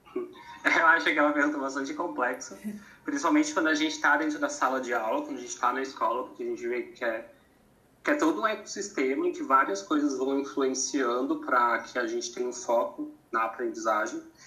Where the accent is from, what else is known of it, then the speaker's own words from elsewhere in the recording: Santa Catarina, Brazil; moved away as an adult; also born or lived in São Paulo / Cuiabá; Eu sou de Santa Catarina, estava em São Paulo